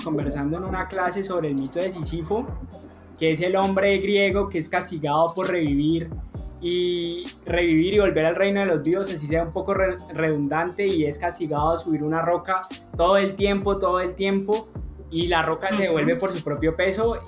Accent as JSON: {"language": "Spanish", "country": "Colombia", "said": "somos colombianos"}